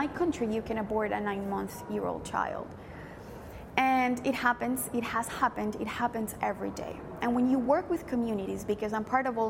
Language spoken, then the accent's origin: English; Colombia; I went 2 years away to do discernment with the Franciscans in my country. I'm from Colombia.